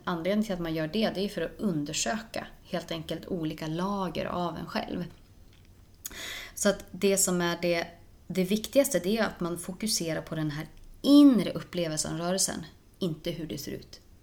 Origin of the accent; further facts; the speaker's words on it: Norrland, Sweden; där jag kommer ifrån, det är, eh, man ska inte ta så mycket plats. Hos oss, eh, uppe i Norrland